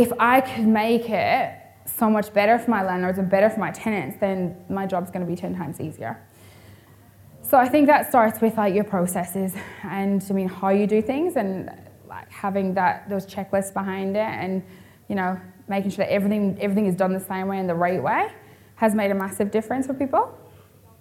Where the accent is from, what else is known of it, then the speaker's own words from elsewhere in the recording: Ireland; moved away as an adult; now in Perth, Australia; I'm originally from Ireland